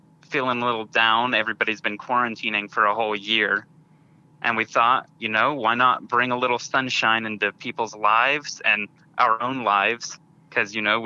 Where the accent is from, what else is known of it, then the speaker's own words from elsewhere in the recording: Bentonville, Arkansas, United States; We're all from the Bentonville area.